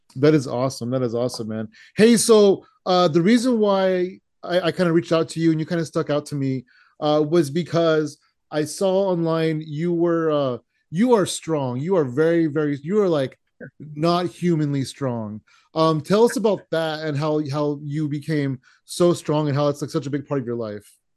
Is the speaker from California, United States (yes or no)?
yes; San Jose, California, United States; now in Tracy, United States; I'm born and raised in San Jose, uh, but I currently live in Tracy, which is kind of by Sacramento